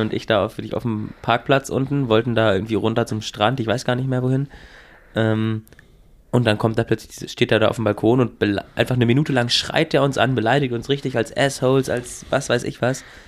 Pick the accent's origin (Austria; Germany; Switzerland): Germany; Northern Germany; als Norddeutscher